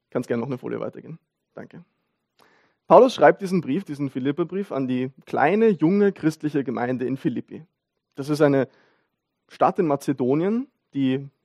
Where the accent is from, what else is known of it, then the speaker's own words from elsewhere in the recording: Vienna, Austria; Wie gesagt, ich bin Wiener, wir sind, wir sind alle Bürger von irgendwo